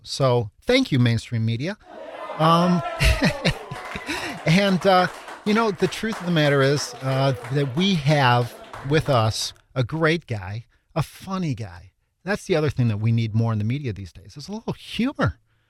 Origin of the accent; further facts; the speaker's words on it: Chicago, Illinois, United States; So I grew up on the South Side of Chicago as well, which is why I can't talk.